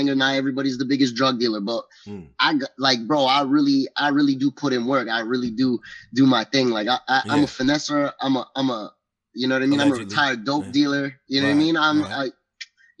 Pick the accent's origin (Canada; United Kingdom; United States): Canada; Toronto, Ontario; I'm from Toronto, baby. We get fucking busy out here